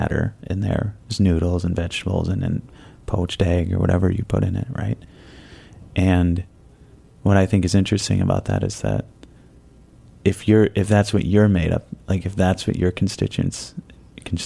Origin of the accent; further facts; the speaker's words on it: Midwest, United States; now in New York, United States; I was born and raised out in the Midwest